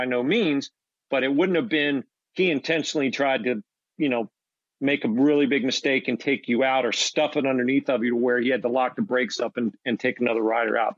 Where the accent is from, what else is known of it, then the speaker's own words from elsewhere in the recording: Maryland, United States; I'm from Maryland, but I came out of the Southern region